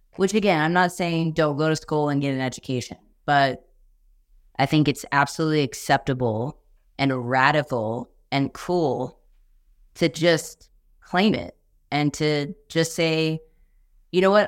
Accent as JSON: {"language": "English", "region": "Texas", "country": "United States", "said": "I'm from Texas"}